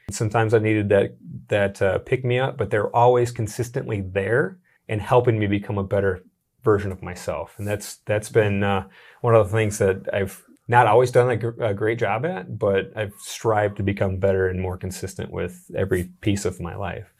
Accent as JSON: {"language": "English", "town": "Sioux Falls", "region": "South Dakota", "country": "United States", "tie": "born or raised there", "also_born_or_lived": "Minneapolis", "said": "Born and raised in Sioux Falls, South Dakota"}